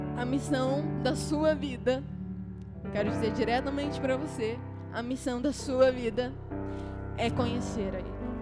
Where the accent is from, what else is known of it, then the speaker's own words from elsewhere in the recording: Rio de Janeiro, Brazil; moved away as an adult; now in Juazeiro do Norte, Brazil; eu sou daqui, do Rio